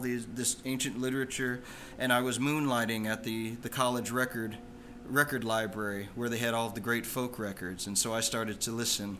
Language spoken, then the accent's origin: English; Phoenix, Arizona, United States; I was born and raised there.